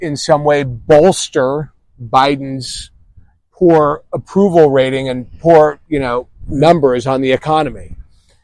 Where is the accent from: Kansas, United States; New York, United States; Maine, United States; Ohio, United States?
New York, United States; moved away; Because I'm from the East Coast, I'm from New York